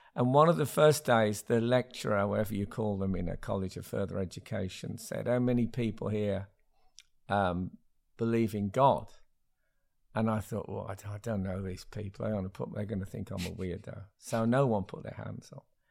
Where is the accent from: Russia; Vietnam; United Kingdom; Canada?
United Kingdom; Smethwick, West Midlands; when I grew up in Smethwick in the seventies